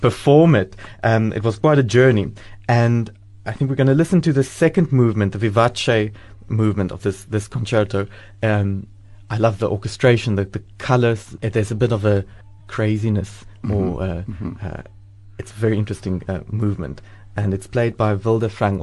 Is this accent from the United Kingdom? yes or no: no; Cape Town, Western Cape, South Africa; moved away as an adult; also born or lived in Belgium; now in Port Elizabeth, South Africa; I'm from Cape Town